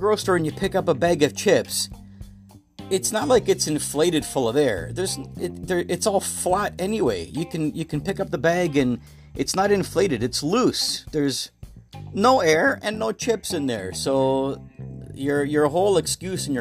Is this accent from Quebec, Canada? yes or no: no; Toronto, Ontario, Canada; I'm from the Toronto, Canada area.